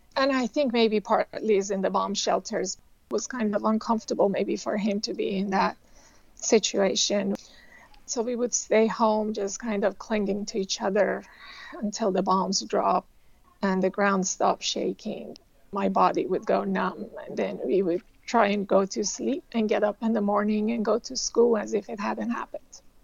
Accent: Tehran, Tehran Province, Iran; moved away as an adult; now in United States; I grew up in Tehran, Iran

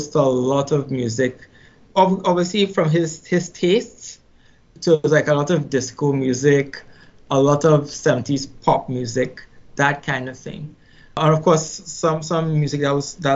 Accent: Trinidad & Tobago; I grew up in Trinidad and Tobago, born and raised. Actually, Trinidad and Tobago is a twin island republic. So I was born on the larger island, which is Trinidad

